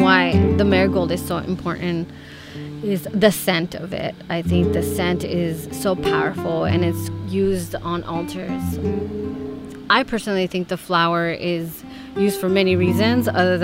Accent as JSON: {"language": "English", "town": "Los Angeles", "region": "California", "country": "United States", "tie": "born or raised there", "also_born_or_lived": "Mexico City, Mexico", "said": "I was born in Mexico City but raised in Los Angeles"}